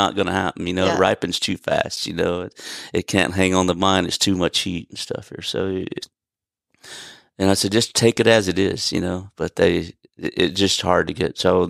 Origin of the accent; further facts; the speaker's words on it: California, United States; They planted stuff down there in the early 2000s, late 90s that we grew up in Sonoma County.